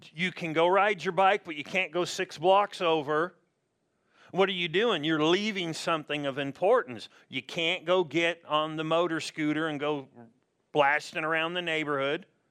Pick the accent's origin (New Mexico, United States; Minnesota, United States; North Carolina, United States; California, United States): California, United States; Southern; I'm from Southern California